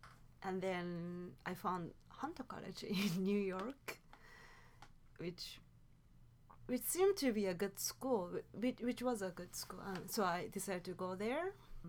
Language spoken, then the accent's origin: English; Tokyo, Japan; born there; I was born in Tokyo.